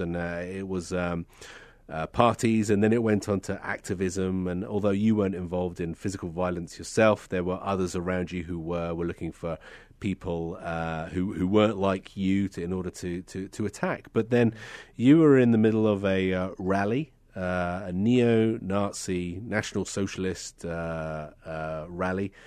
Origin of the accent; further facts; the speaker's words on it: United Kingdom; being a Brit